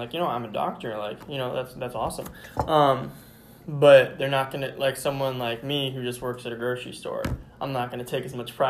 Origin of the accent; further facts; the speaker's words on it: United States; I'm an American.